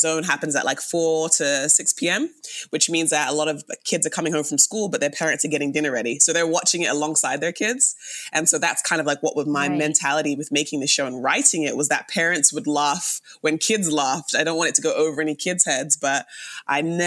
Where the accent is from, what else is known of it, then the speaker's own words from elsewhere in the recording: London, United Kingdom; now in Canada; Born and raised in London, England. I've lived in Canada for almost 16 years.